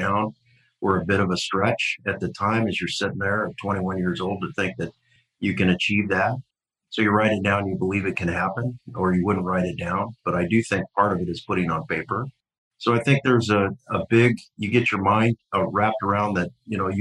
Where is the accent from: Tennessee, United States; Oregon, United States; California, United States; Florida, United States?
Oregon, United States; Bend; also born or lived in Eugene; Fourth generation Bendite. So I grew up in Bend